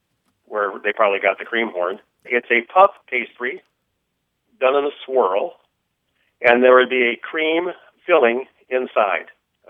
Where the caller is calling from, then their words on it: Council Bluffs, Iowa, United States; moved away; also born or lived in Cleveland, Ohio; I'm calling from Council Bluffs, Iowa.